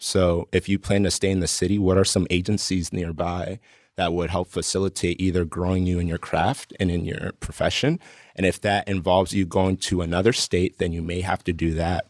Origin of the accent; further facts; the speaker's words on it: Colombia; I'm from Colombia, but I had classmates that wanted like mix CDs, like burned for them.